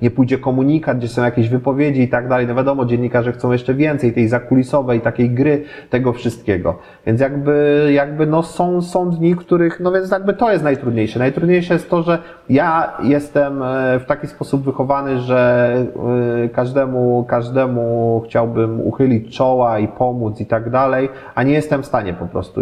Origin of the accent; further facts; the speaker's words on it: Poznań, Greater Poland, Poland; jestem poznaniakiem